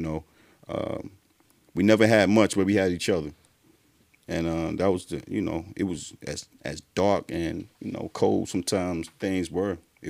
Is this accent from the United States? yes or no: yes; Durham, North Carolina, United States; Durham, Bull City, born and raised.